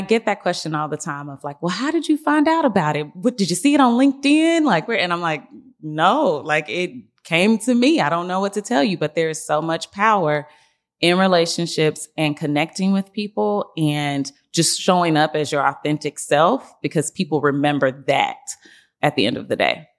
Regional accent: Nashville, Tennessee, United States; So I grew up in South Nashville in the Woodbine area

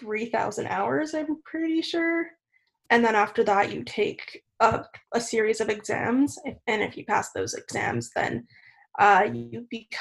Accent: Calgary, Alberta, Canada; also born or lived in Halifax, Nova Scotia; We're both from Calgary, Alberta. I was born and raised.

